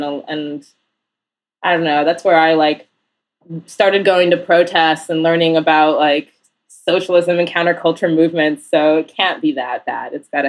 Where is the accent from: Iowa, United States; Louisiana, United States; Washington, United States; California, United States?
Iowa, United States; Iowa City; also born or lived in Portland / Northampton, Massachusetts; now in New York, United States; I grew up in Iowa City, Iowa, primarily.